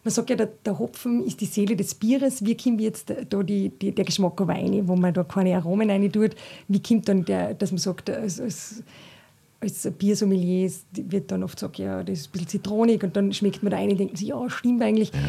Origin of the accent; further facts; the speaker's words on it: Salzburg, Austria; das merke ich halt auch als Salzburgerin, äh, ist, man, ist man da natürlich voll verwurzelt